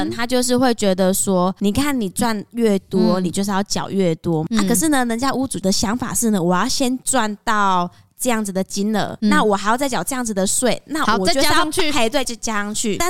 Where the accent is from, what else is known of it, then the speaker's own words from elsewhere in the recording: Taiwan; 我们台湾人自己本身也喜欢买便宜的东西